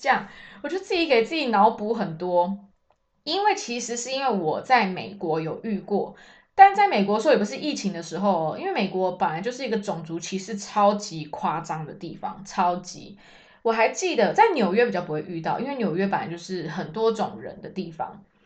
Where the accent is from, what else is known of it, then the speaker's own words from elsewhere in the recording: Taiwan; moved away as an adult; now in Germany; 我们台湾人